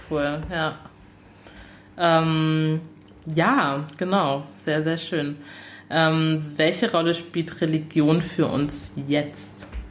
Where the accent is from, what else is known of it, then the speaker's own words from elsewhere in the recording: Germany; Ich bin ja hier in Deutschland ähm, geboren.